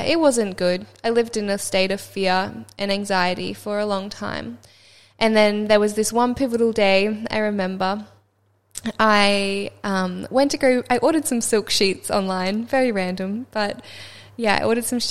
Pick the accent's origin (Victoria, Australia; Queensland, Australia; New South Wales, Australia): Queensland, Australia; Sunshine Coast; I grew up on the Sunshine Coast, which was so beautiful, and I had, yeah, such a beautiful childhood by the beach